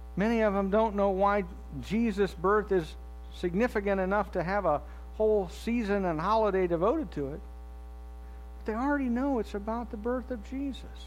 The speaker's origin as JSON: {"language": "English", "country": "United States", "tie": "born or raised there", "said": "my life growing up in the United States of America"}